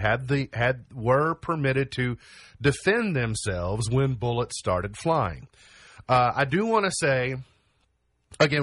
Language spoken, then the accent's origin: English; Kentucky, United States; I'm an American, I'm a Kentuckian